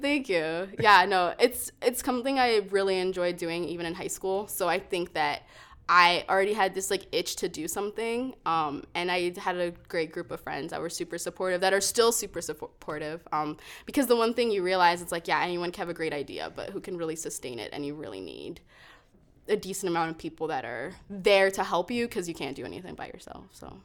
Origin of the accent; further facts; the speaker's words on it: Calgary, Alberta, Canada; also born or lived in Toronto; we moved here when I was five, so I was pretty much a Calgarian, born and raised here